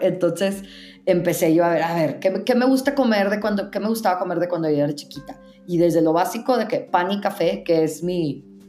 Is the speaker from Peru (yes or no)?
no; northern Mexico, Mexico; now in Mexico City, Mexico; Yo soy mexicana americana, entonces creciendo yo tuve elementos tanto estadounidenses, pues también viviendo, la mayoría de mi vida he vivido en el norte de México